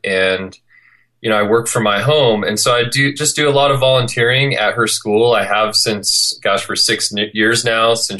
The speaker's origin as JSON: {"language": "English", "town": "Clovis", "region": "California", "country": "United States", "tie": "born or raised there", "moved": "as an adult", "lives_now": "Salt Lake City, United States", "said": "where I'm from, which is Clovis, California, Fresno, California"}